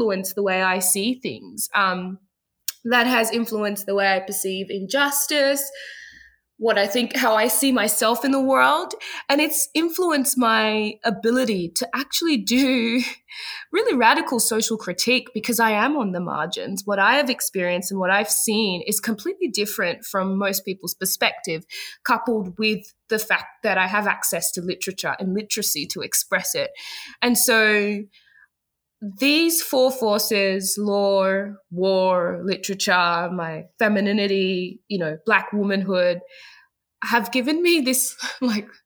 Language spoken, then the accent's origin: English; Ghana; moved away; I remember always living in a bit of a multicultural bubble where I grew up in Ghana